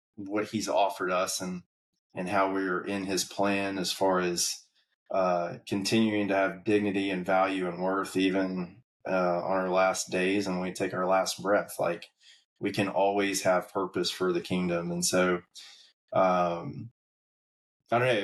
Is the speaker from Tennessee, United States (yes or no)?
yes; Ooltewah, Tennessee, United States; now in Atlanta, United States; I, I, grew up just north of Chattanooga in a little town called Ooltewah, Tennessee